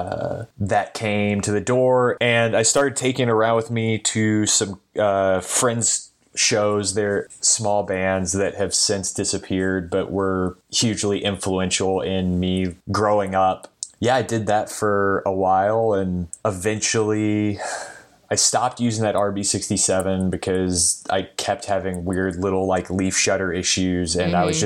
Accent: Dallas, Texas, United States; moved away as an adult; now in Orange County, United States; I'm originally from Dallas, Texas. I now live in Orange County

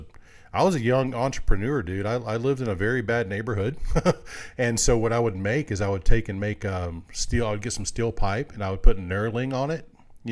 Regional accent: Greenville, Mississippi, United States; born there; I was born in Mississippi. In Greenville, Mississippi, and my dad's parents were there, so every summer we would go back there, and my uncle raced dirt track.

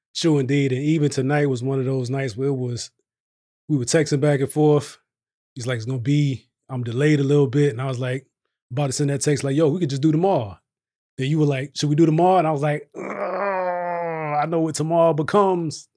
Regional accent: Virginia, United States; now in Texas, United States; I'm from Virginia

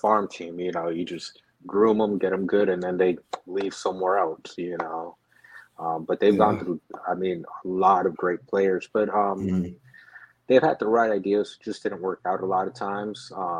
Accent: Orlando, Florida, United States; Born and raised in Orlando, Florida.

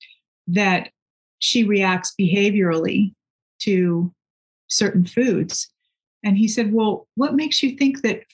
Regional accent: Texas, United States; I grew up in Texas, and those roots sometimes grab a hold of me

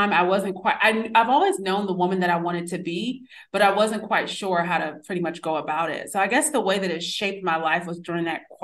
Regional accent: New York City, New York, United States; born there; Even though I was born in New York City, I kind of came back and was just like, I was very reserved.

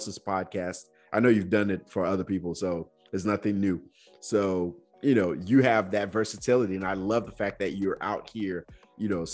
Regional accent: Nigeria; as a Nigerian kid, I was just afraid of my dad.

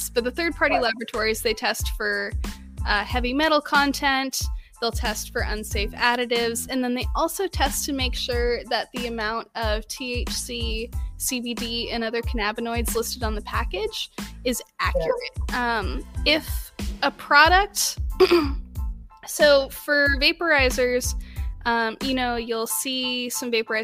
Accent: Southern California, United States; growing up in Southern California

